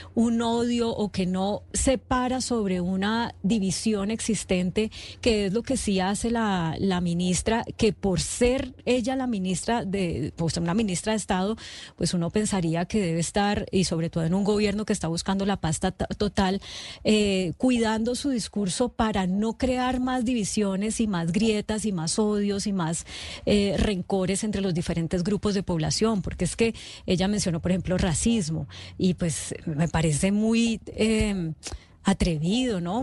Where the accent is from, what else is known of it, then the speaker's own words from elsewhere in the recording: Colombia; como colombianos